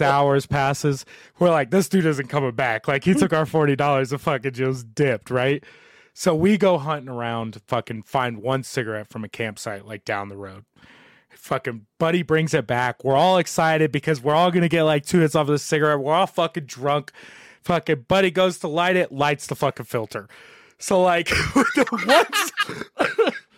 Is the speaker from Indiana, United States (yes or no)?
yes; Southern Indiana, United States; moved away as an adult; now in Colorado, United States; growing up in Southern Indiana